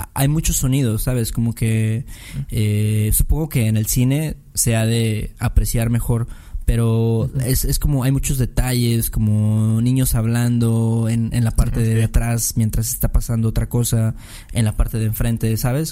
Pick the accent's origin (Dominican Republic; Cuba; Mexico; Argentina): Mexico; Como hacemos en México